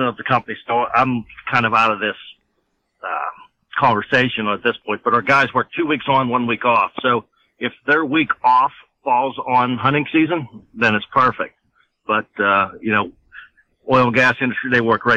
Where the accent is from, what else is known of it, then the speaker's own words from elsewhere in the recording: Armstrong County, Pennsylvania, United States; from Armstrong County, Pennsylvania, born and raised in Armstrong County